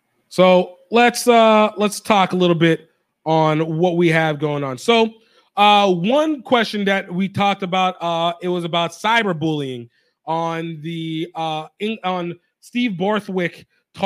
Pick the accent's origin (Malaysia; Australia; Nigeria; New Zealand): Nigeria; a Nigerian